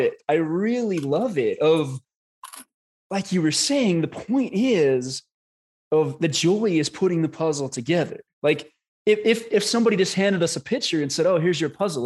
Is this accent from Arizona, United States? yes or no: yes; Scottsdale, Arizona, United States; we're both from Arizona up in Scottsdale.